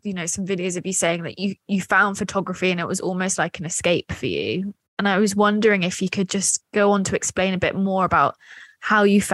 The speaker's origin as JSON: {"language": "English", "region": "Scotland", "country": "United Kingdom", "said": "being Scottish"}